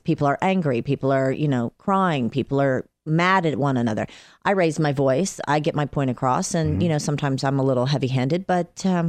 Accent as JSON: {"language": "English", "town": "Atlanta", "region": "Georgia", "country": "United States", "moved": "yes", "lives_now": "Los Angeles, United States", "said": "I'm from Atlanta."}